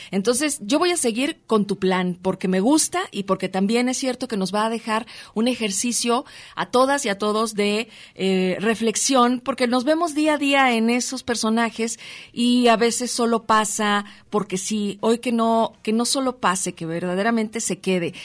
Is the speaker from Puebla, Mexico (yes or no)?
no; Mexico City, Mexico; now in Guadalajara, Mexico; nací en la Ciudad de México. Sí, soy chilanga, pero adoptada tapatía.